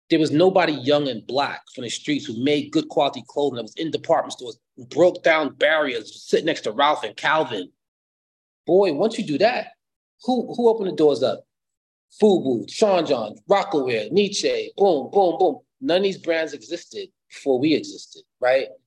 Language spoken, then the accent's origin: English; Costa Rica; born there; so I was born in Costa Rica, so they wanted a designer to come to the house